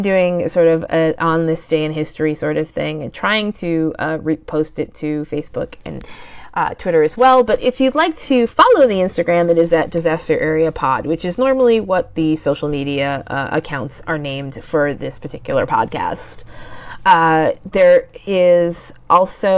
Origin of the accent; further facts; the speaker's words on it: northeastern Pennsylvania, United States; I grew up and I currently live in a small town in northeastern Pennsylvania that is on a hillside